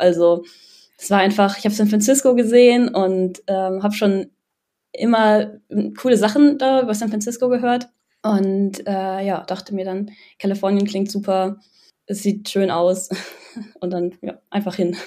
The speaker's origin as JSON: {"language": "German", "town": "Düsseldorf", "region": "North Rhine-Westphalia", "country": "Germany", "said": "ich komme aus Düsseldorf und studiere auch in Düsseldorf"}